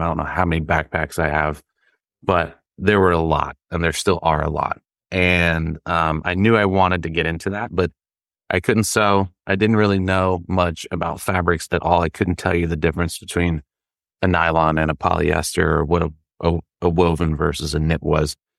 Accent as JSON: {"language": "English", "region": "the Carolinas", "country": "United States", "tie": "born or raised there", "said": "I grew up in the Carolinas as well"}